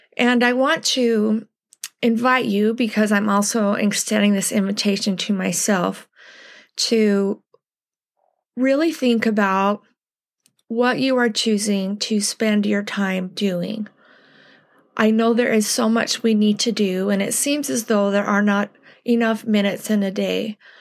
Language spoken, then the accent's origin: English; United States; as American Latter-day Saints